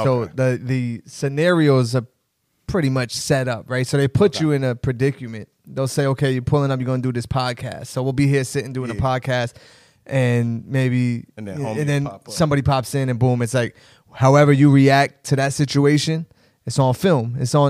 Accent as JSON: {"language": "English", "town": "Elizabeth", "region": "New Jersey", "country": "United States", "tie": "born or raised there"}